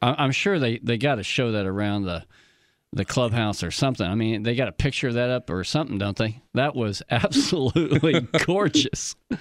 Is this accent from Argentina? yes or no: no; Oklahoma, United States; moved away; I'm from Oklahoma